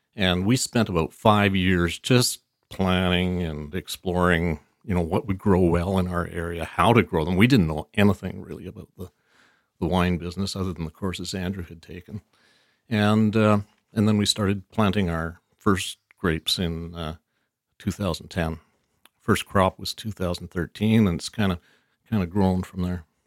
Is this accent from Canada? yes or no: yes; Vancouver, British Columbia, Canada; born or raised there; also born or lived in Chilliwack / Abbotsford